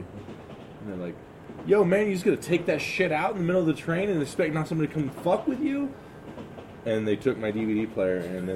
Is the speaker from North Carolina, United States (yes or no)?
no; Chicago, Illinois, United States; So I grew up in Chicago South Side.